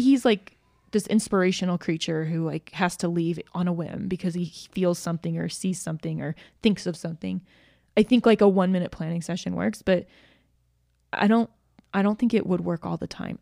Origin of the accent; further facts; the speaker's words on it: Georgia, United States; moved away as an adult; also born or lived in Utah; I grew up in Georgia